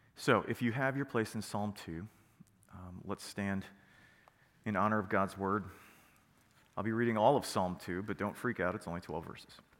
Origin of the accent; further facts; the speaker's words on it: United States; we are American